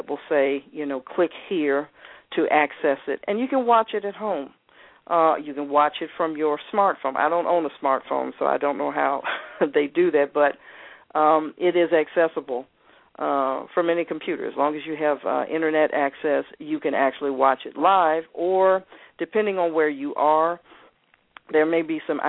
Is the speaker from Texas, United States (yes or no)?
no; Atlanta, Georgia, United States; I was raised here in Atlanta